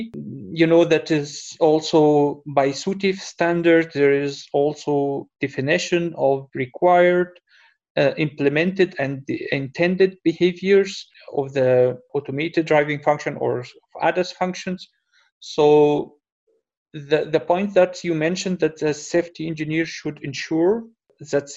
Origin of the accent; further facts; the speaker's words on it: Germany; From Germany